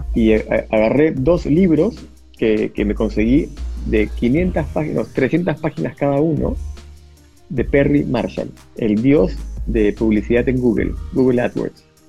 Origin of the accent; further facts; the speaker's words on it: Peru; Me metí a todas las bolsas de trabajo que existían en mi país